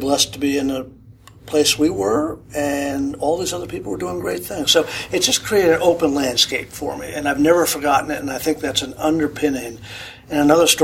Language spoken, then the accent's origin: English; Boston, Massachusetts, United States; I grew up in the Boston area